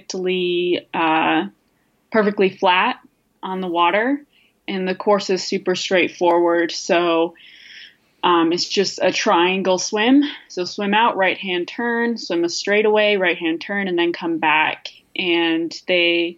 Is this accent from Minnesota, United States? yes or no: yes; Minnesota, United States; now in Madison, United States; I grew up in Minnesota